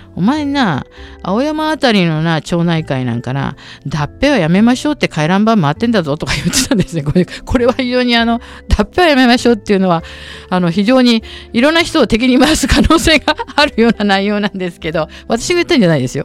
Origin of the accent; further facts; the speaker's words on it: Tokyo, Japan; moved away as an adult; also born or lived in Sahara Desert / Paris, France; 下町の向島というところの生まれも育ちもそうなんですね